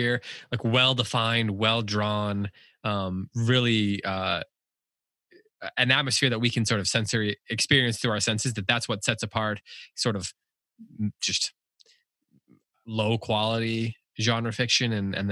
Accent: just outside of Toronto, Ontario, Canada; I was born just outside of Toronto

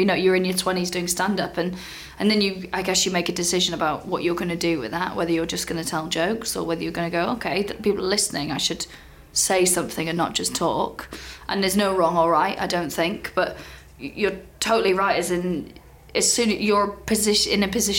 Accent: Wales, United Kingdom; I never sounded like the people back home in Wales.

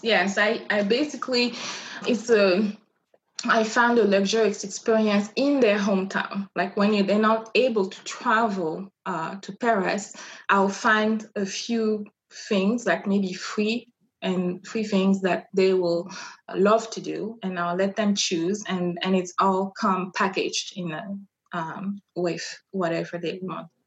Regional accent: Brazzaville, Republic of the Congo; first language French; English is a second language; moved away as an adult; now in Reno, United States; I come from Brazzaville, which is the uh, capital of uh, Congo.

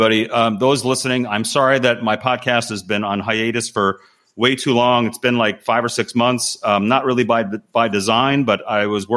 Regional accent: New York, United States; moved away as an adult; now in Los Angeles, United States; I lived in New York I'm from New York

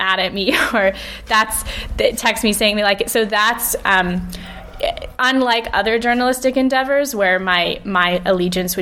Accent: California, United States; moved away as an adult; also born or lived in Hackney, London; now in London, United Kingdom; I grew up in California with two British parents

